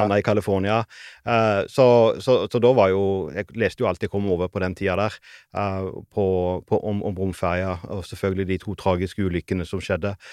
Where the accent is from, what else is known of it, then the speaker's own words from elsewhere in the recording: Sauda, Rogaland, Norway; det lokale biblioteket hjemme i Sauda